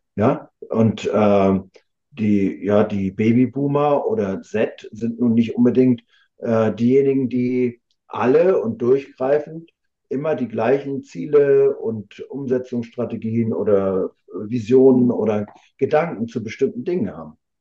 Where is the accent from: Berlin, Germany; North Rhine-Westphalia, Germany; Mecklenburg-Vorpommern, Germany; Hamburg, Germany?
Mecklenburg-Vorpommern, Germany; Rostock; hier in meiner Heimatstadt in Rostock